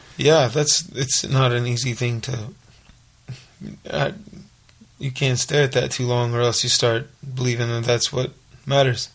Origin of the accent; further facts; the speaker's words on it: Little Rock, Arkansas, United States; also born or lived in Los Angeles, United States; now in Nashville, United States; Rock where I grew up